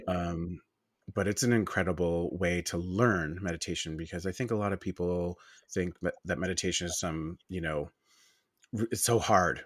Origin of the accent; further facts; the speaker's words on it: Long Island, New York, United States; I'm from Long Island, New York